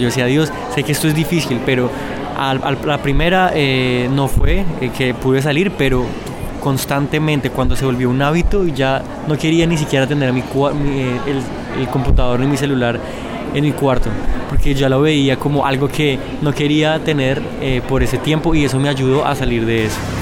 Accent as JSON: {"language": "Spanish", "region": "Bogotá", "country": "Colombia", "tie": "born or raised there", "said": "Yo eh, nací en Bogotá, eh, crecí eh, pues"}